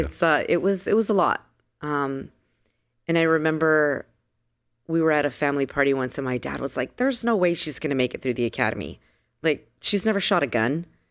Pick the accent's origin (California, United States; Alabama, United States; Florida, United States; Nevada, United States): California, United States; San Diego; moved away as an adult; also born or lived in Las Vegas / Los Angeles; I am a girl from San Diego, born and raised in San Diego